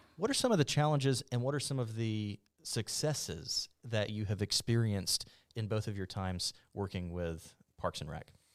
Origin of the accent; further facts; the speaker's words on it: Mobile, Alabama, United States; moved away as an adult; I'm from Mobile. I'm a transplant